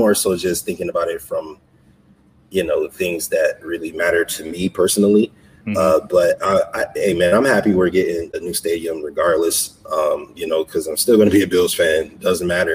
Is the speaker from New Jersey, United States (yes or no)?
no; Buffalo, New York, United States; I'm born and raised in Buffalo, New York